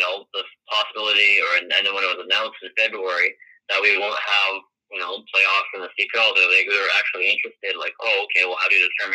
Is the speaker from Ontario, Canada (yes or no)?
no; Winnipeg, Manitoba, Canada; I'm from Winnipeg and I was born after the Fury were moved, so I didn't have a local club to support